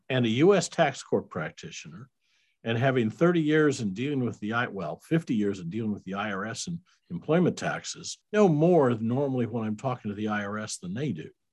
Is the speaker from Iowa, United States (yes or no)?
yes; Iowa, United States; moved away as an adult; also born or lived in Kansas City; now in Hickory Creek, Texas, United States; I was born in Iowa. I was a raised as, as a Iowa Midwestern boy, uh, went to high school there.